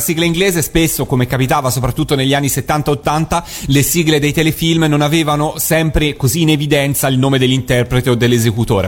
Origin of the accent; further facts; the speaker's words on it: Italy; da italiano perché io sono nato qua